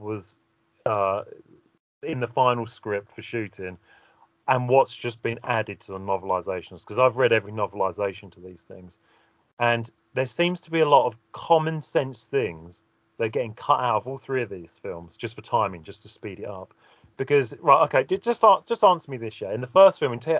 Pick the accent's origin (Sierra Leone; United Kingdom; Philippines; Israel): United Kingdom; England; I'm English